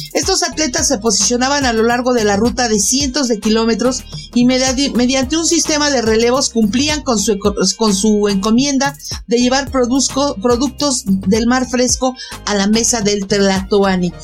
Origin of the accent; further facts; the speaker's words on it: Mexico City, Mexico; yo como mexicana y de aquí de la Ciudad de México